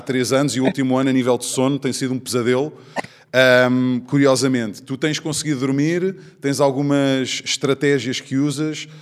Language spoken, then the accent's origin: Portuguese; Portugal; como português